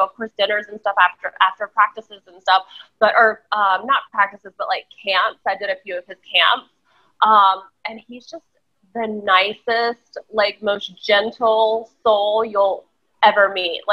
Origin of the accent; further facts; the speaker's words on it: North Carolina, United States; I grew up in North Carolina